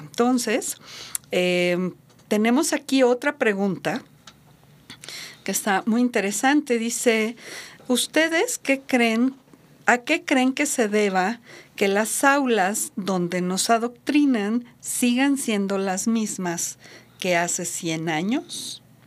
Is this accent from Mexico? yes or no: yes; Mexico; Aquí en México